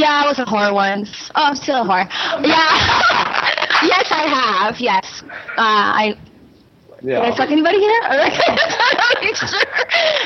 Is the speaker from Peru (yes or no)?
yes; Peru; moved away; I was born in Peru